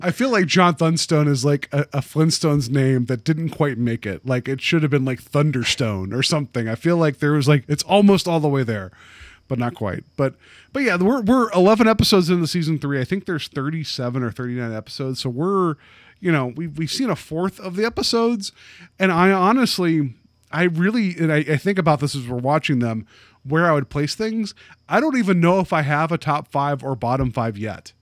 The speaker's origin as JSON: {"language": "English", "region": "West Virginia", "country": "United States", "tie": "born or raised there", "moved": "yes", "said": "I grew up, uh, I grew up in West Virginia"}